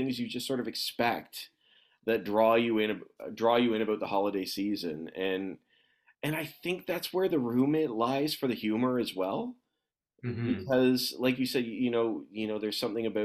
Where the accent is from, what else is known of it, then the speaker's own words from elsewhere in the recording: Newmarket, Ontario, Canada; I'm from Newmarket.